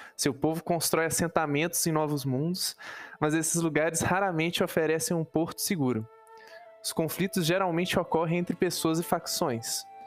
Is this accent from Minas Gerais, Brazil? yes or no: yes; Minas Gerais, Brazil; Eu sou mineira, por isso eu falo muito trem